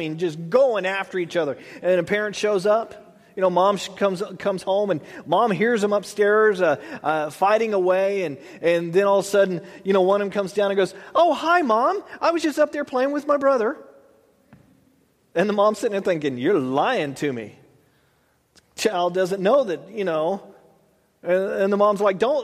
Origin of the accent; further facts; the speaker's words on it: United States; I was born here in America